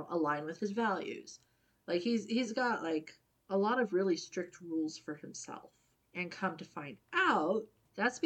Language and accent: English; United States; I'm very American